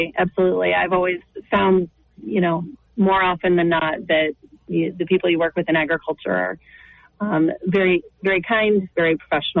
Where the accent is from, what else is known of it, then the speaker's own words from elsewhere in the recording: Northeast Nebraska, United States; moved away as an adult; also born or lived in Missouri / Kansas City; I grew up in Northeast Nebraska